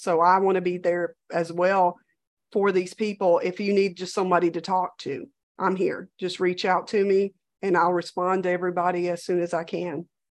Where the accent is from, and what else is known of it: Louisiana, United States